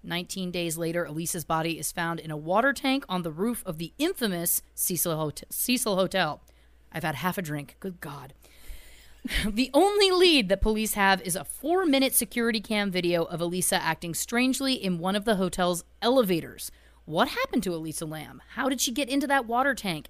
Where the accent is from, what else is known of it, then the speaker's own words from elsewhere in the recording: Belleville, Ontario, Canada; my hometown, Belleville, Ontario, Canada